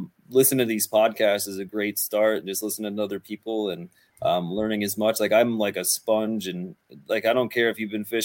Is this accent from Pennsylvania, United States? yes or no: yes; Northeastern Pennsylvania, United States; I'm from Northeastern Pennsylvania. I'm located up on like the Susquehanna on the North Branch